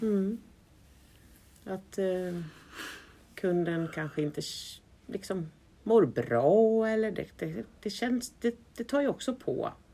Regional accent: Sweden; som man som svensk

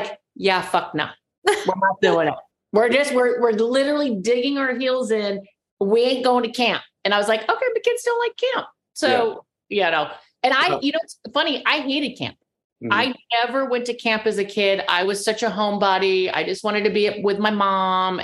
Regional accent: California, United States; I'm the girl from California

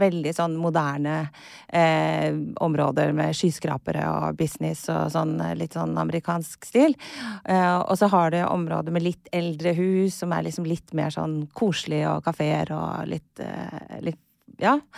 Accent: Kristiansand, Agder, Norway; accent: sørlandsk; also born or lived in Chile / Costa Rica; Jeg er fra Kristiansand

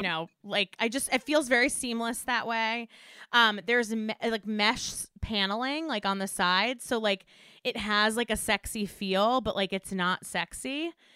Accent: Westchester, New York, United States; I grew up in Westchester

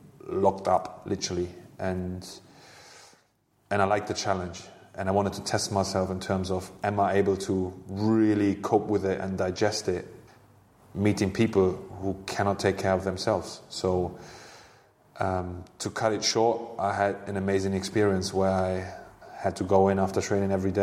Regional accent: Hanover, Lower Saxony, Germany; English is a second language; moved away as an adult; also born or lived in Bremen; now in London, United Kingdom; Hanover, my hometown club and the club I played for as a youngster

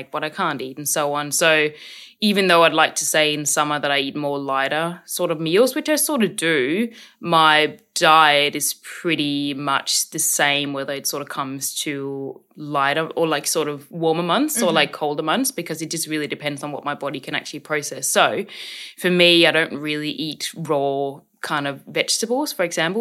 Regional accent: Korsør, Zealand, Denmark; now in Australia; I grew up in Denmark

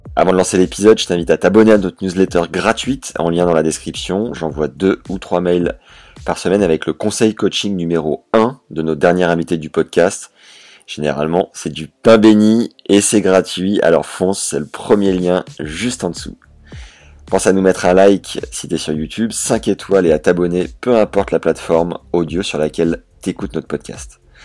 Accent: Beauvais, Hauts-de-France, France; je suis né à Beauvais

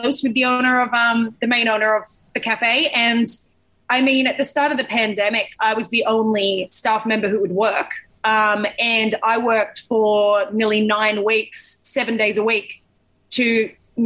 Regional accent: Sydney, New South Wales, Australia; growing up in Sydney

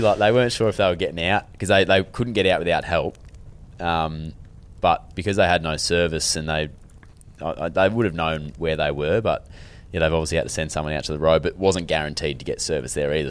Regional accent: Western Australia, Australia; also born or lived in Melbourne area, Victoria; now in Melbourne, Australia; we're quite W A based here, obviously because we're, we're all from here

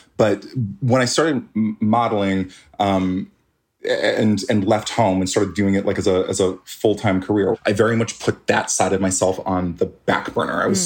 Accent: Canada; he made his way up to Canada, had a bunch more kids up there me being one of them

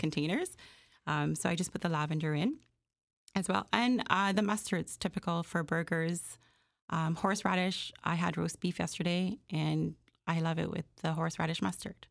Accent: Jamaica; also born or lived in Malvern, Scarborough, Toronto, Canada; now in Toronto, Canada; I am, uh, born and raised in Jamaica. and I came here in nineteen eighty-six

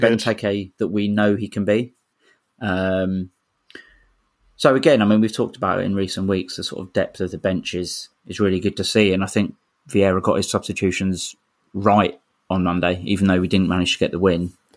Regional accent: London, United Kingdom; I was born in Camberwell, so I'm proper

